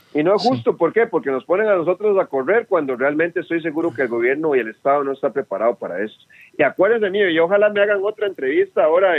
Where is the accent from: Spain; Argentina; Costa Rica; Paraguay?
Costa Rica; A mí mi tata y mi mamá me parieron tico, así que defiendo mi tierra tica